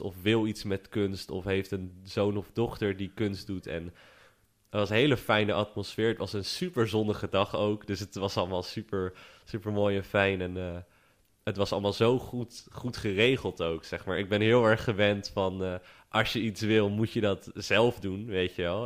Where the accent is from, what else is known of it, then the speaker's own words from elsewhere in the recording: Vlissingen, Zeeland, Netherlands; ik kom uit Vlissingen